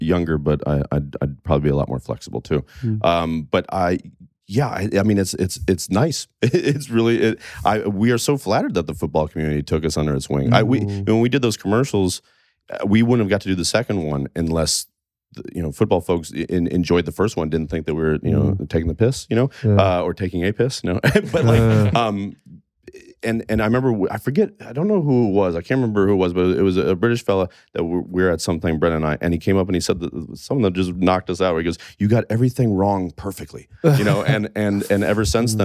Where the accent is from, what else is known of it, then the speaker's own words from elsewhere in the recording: Kansas, United States; I'm from Kansas